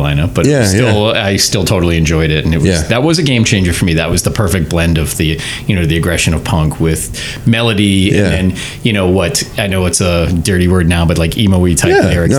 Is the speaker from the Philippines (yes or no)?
no; Middleton, Massachusetts, United States; I grew up in the town of Middleton. Mm-hmm. So I went to Masconomet, and had a lot of friends in the Danvers, Peabody, Salem area.